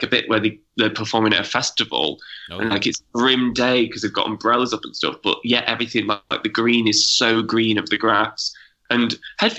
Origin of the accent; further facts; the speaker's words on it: Manchester, North West England, United Kingdom; I'm from Manchester